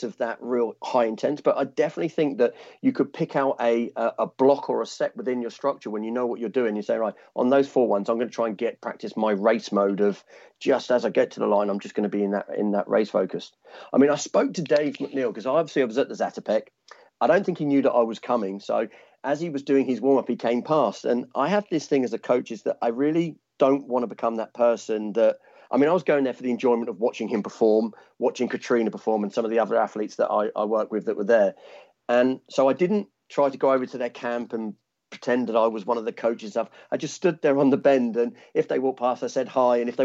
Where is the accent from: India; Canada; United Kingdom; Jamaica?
United Kingdom; Sussex, South East England; accent: London sound; moved away as an adult; also born or lived in London / St Albans; now in Australia; I've lived in London since I was 18, but I'm originally from Sussex, which is a little small town near Brighton